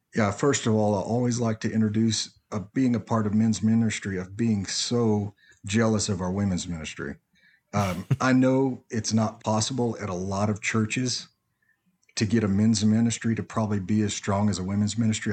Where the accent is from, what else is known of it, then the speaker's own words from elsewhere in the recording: Nacogdoches, Texas, United States; I grew up in Nacogdoches